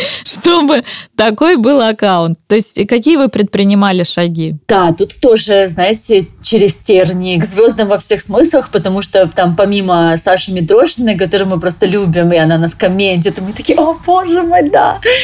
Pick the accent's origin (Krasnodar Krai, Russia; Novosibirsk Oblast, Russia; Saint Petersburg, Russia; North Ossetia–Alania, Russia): Krasnodar Krai, Russia; Krasnodar; moved away as an adult; also born or lived in Moscow / Dubai; Я сама из Краснодара